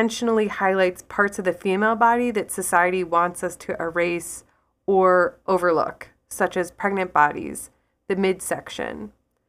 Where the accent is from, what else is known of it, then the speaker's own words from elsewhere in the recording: Ireland; So I am Irish. I'm an Irish artist and writer, and I have this built-in bias of intrigue around the kind of work by women in Ireland.